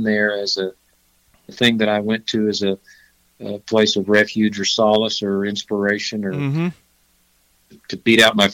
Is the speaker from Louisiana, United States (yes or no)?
no; Fayetteville, Arkansas, United States; moved away as an adult; also born or lived in Aspen, Colorado / Nashville, Tennessee; now in Colorado, United States; I was born and raised in Fayetteville, Arkansas, and lived there till I was about 24